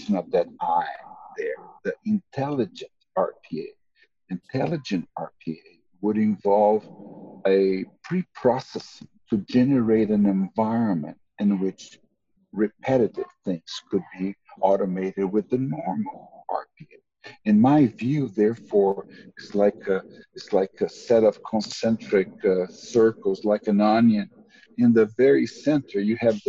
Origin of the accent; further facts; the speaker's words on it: Brazil; moved away as an adult; also born or lived in Tulsa, United States; now in United States; I am native from Brazil